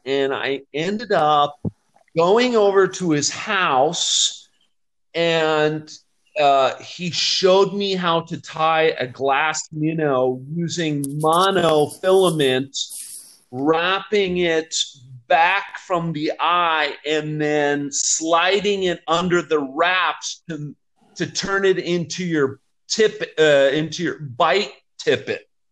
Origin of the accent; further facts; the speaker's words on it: Vail, Colorado, United States; moved away as an adult; also born or lived in Florida / Japan; now in Mexico; I grew up on the Gore Creek, which is a a gold medal trout stream